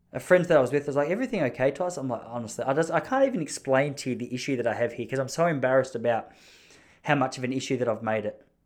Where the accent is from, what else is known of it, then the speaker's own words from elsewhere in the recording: Victoria, Australia; I've been such a passionate and proud Victorian, such a passionate Australian